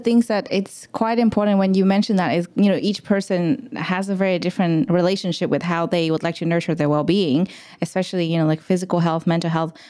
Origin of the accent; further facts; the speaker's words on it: Vietnam; now in Australia; I'm not from Australia, I'm from Vietnam